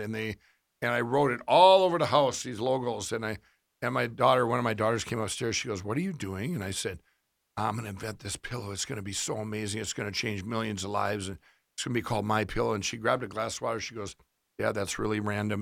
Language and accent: English; Minnesota, United States; I did this kiosk in Minnesota, uh, in our, one of our, it was about twenty miles, uh, fif, ten miles from my hometown